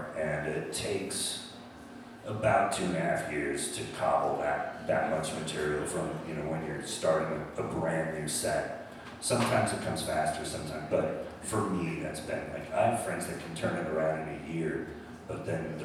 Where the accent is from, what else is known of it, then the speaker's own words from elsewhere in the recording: Sonoma, California, United States; also born or lived in San Francisco; growing up in Sonoma, I knew those places